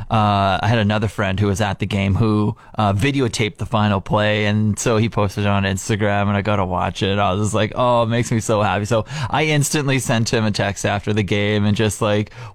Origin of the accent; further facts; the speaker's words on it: Regina, Saskatchewan, Canada; moved away; I grew up in Regina my whole life